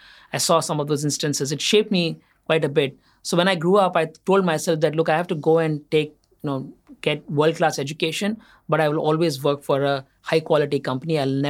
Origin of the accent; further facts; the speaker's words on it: Assam, India; also born or lived in Andhra Pradesh; I started off in Assam. I was born in Andhra Pradesh. My parents are from Andhra Pradesh. But my father used to work for an oil company. My early years I spent in Assam